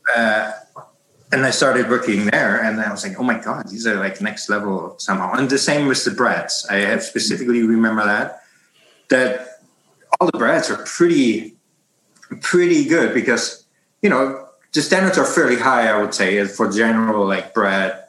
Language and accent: English; Hamburg, Germany; moved away as an adult; now in Canada; I'm born in in Germany, uh, in in North Germany, in Hamburg, and uh, lived there for the first thirty years of my of my life